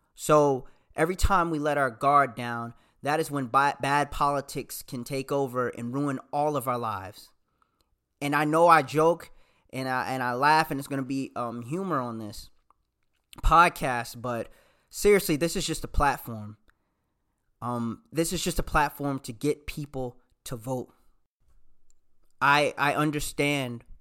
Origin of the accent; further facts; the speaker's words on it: the South, United States; also born or lived in Michigan; I'm from the South.